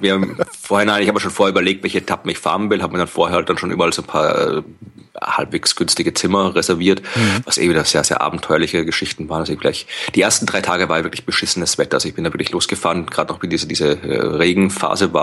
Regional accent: Wachau, Lower Austria, Austria; Also das ist die Gegend, wo ich herkomme aus Österreich und wo ich jetzt momentan auch gerade bin und wo meine Eltern wohnen

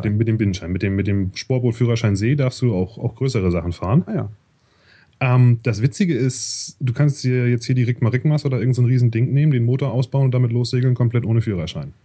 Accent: Hamburg, Germany; moved away as an adult; also born or lived in Canada; now in Zurich, Switzerland; ich komme eigentlich aus Hamburg

